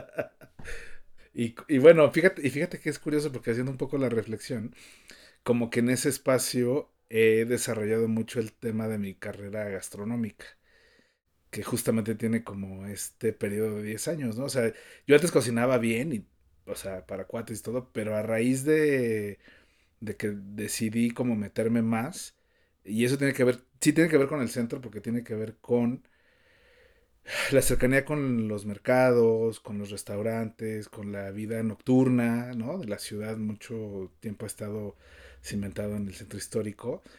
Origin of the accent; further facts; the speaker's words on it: Mexico City, Mexico; soy el más chilango de todos los chilangos. Nací, crecí y moriré seguramente en la Ciudad de México.